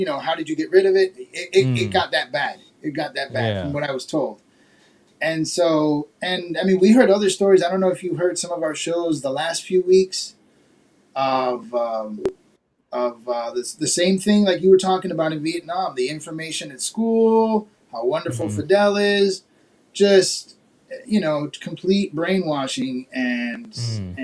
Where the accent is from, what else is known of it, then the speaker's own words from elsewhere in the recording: Miami, Florida, United States; also born or lived in New Jersey; I was born in Jersey. I've lived in Miami and Florida most of my life